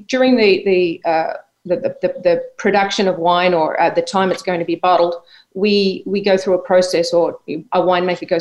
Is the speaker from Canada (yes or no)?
no; Australia; moved away as an adult; also born or lived in England / Connecticut; now in Florida, United States; I grew up in Australia. Was born in England, but went to Australia as a little girl.